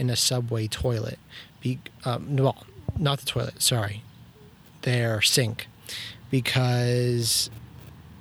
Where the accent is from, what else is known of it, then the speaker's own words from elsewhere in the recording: Toronto, Ontario, Canada; I'm from Toronto